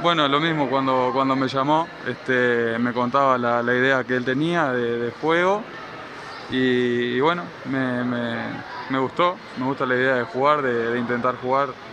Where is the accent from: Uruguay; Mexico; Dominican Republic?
Uruguay; Paysandú; moved away as an adult; now in Guayaquil, Ecuador; entrenaba en, la ciudad de Paysandú, de donde soy yo, allá Uruguay